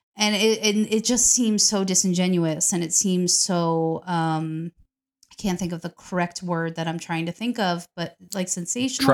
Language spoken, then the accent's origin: English; New York, United States; I'm from New York